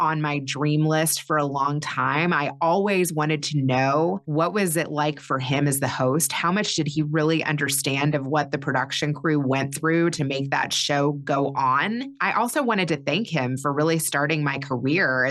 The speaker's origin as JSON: {"language": "English", "region": "Kentucky", "country": "United States", "tie": "born or raised there", "also_born_or_lived": "Chicago", "moved": "as an adult", "said": "I grew up in Kentucky."}